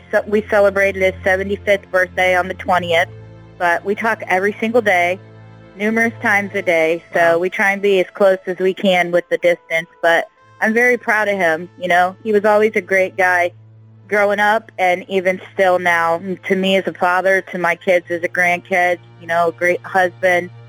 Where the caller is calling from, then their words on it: Santa Rosa, California, United States; …, and I'm calling from Santa Rosa.